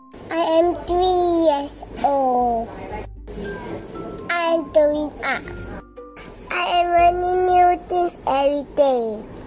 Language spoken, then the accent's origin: English; Singapore; I am from Singapore.